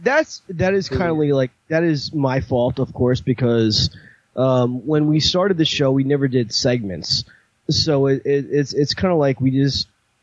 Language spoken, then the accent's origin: English; Kingsburg, New Jersey, United States; Jay Muse is from Kingsburg, which is my hometown.